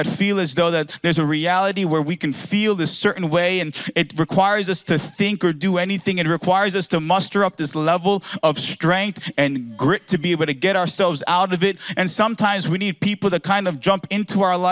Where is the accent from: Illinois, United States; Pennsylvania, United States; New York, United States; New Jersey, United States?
Pennsylvania, United States; Philadelphia; I'm from Philadelphia